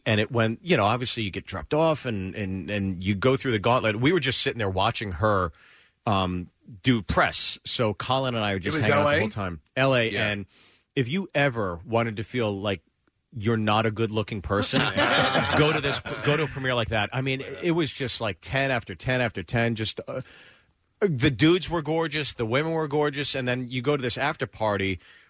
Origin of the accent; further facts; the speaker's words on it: Pittsburgh, Pennsylvania, United States; I'm from Pittsburgh.